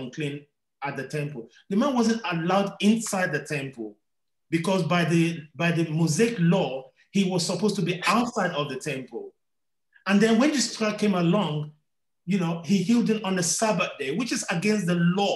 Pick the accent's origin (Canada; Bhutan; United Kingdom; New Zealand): United Kingdom; London; I was born in London